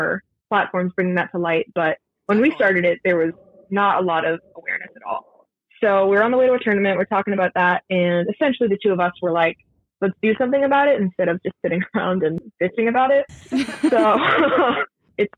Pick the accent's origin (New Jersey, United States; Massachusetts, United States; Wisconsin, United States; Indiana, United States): Massachusetts, United States; Milton; moved away as an adult; now in Nashville, United States; So I'm from Massachusetts. I'm from a town called Milton, just like 20 minutes south of Boston